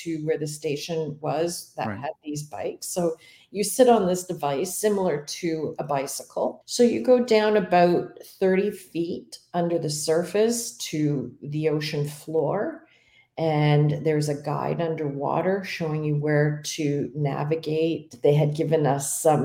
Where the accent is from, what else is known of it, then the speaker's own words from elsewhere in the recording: Canada; As a Canadian